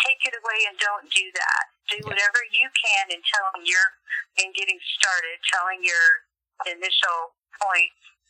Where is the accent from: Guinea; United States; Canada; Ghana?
Guinea; I grew up in Guinea. It's just a really small country in South Africa, in West Africa.